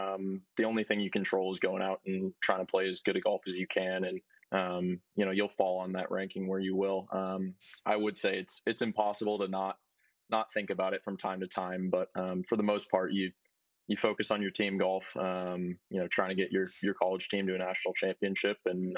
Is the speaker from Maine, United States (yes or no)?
yes; Maine, United States; Yeah, basically I would hang the clubs up for the winter and play hockey.